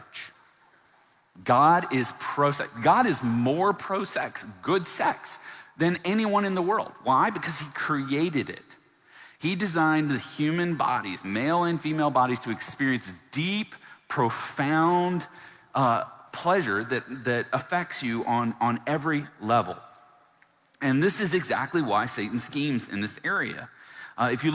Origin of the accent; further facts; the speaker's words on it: Virginia, United States; I grew up in the South, in Virginia